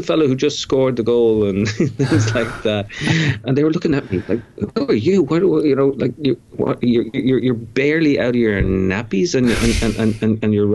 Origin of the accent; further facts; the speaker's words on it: Dublin, Leinster, Ireland; now in New York, United States; I grew up in Dublin.